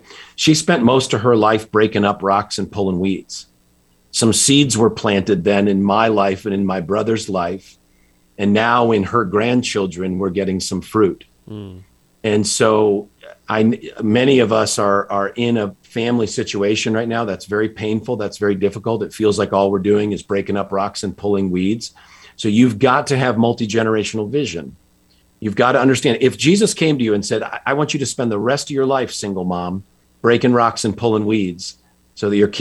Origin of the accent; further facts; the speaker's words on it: just outside Hartford, Connecticut, United States; I grew up in Connecticut, just outside Hartford.